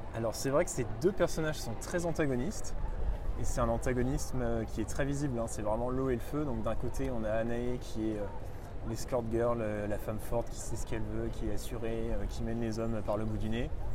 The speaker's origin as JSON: {"language": "French", "town": "Reims", "region": "Grand Est", "country": "France", "said": "je viens de, je de Reims, d'une famille normale"}